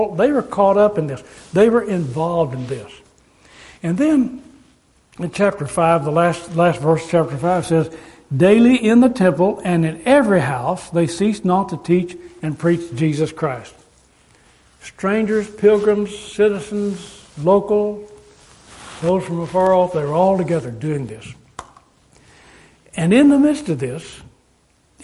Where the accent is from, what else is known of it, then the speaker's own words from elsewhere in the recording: Amarillo, Texas, United States; moved away as an adult; also born or lived in California; I grew up in Amarillo, Texas, being taken care of during the wartime by my grandmother